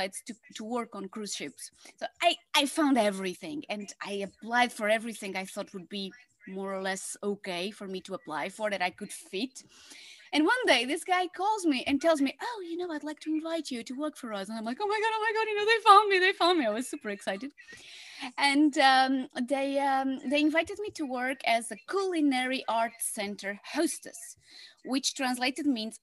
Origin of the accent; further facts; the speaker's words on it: Portugal; now in Netherlands; I am from Portugal. I live in the Netherlands